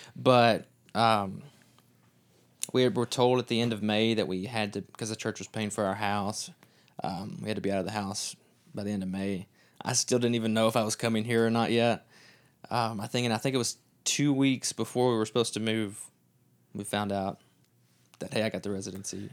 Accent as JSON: {"language": "English", "region": "Kentucky", "country": "United States", "moved": "yes", "said": "we are from Kentucky, not from Texas."}